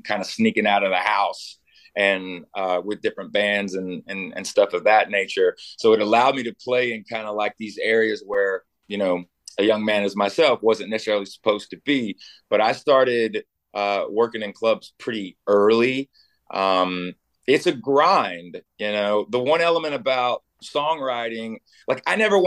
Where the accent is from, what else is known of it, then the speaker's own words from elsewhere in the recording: Knoxville, Tennessee, United States; I came from a town that was very, very sports centric. I'm from Knoxville, Tennessee, which is where the University of Tennessee is